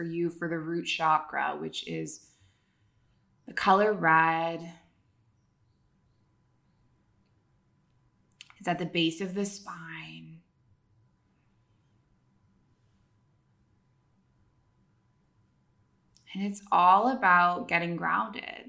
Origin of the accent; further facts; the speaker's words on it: Canada; moved away as an adult; also born or lived in Middle East; now in Bali, Indonesia; I'm a Canadian who moved across the world to the Middle East at age 23, and I never went back